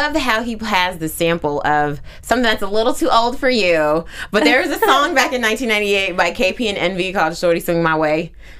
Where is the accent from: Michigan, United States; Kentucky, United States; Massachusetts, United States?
Kentucky, United States; I'm from Kentucky.